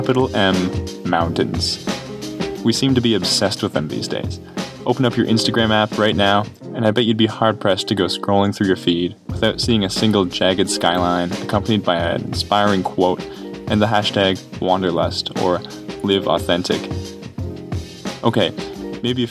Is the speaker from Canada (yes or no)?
yes; Canada; also born or lived in Montreal; as a Canadian who had never visited the state